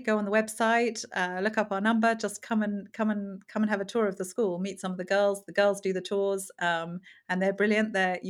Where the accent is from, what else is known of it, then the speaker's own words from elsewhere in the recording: Cameroon; also born or lived in Zambia; So I was brought up in, I was born in Zambia and then brought up in Cameroon.